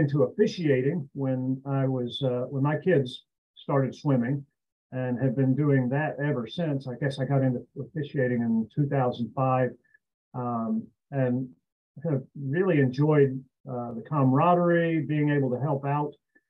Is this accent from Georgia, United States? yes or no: no; Tennessee, United States; also born or lived in Michigan; now in Atlanta, United States; I grew up in Tennessee